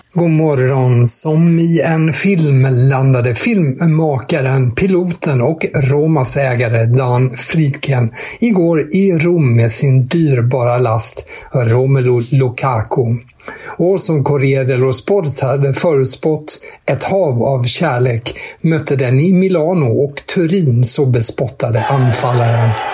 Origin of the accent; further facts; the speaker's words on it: Sweden; som svensk